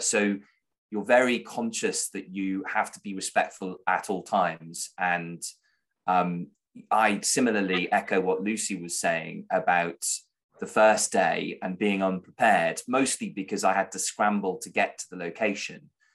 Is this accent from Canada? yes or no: no; United Kingdom; I'm a British journalist in a foreign country.